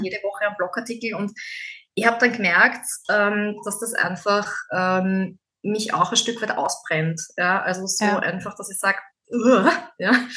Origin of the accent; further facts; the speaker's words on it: Austria; bei uns in Österreich